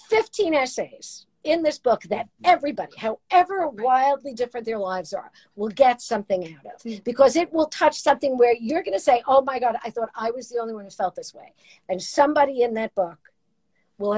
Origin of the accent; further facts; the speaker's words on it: Brooklyn, New York, United States; accent: Brooklyn; My voice was like traffic. I sounded like I was from Brooklyn.